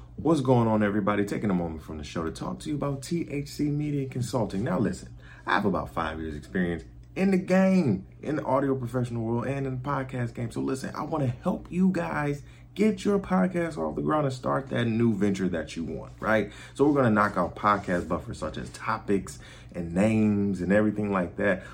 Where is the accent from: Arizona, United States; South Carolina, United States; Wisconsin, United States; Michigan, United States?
Michigan, United States; Detroit; And I'm from Michigan. I'm from Detroit